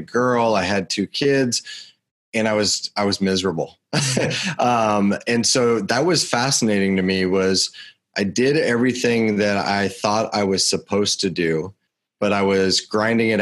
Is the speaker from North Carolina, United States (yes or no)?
no; Chattanooga, Tennessee, United States; I was born in Chattanooga.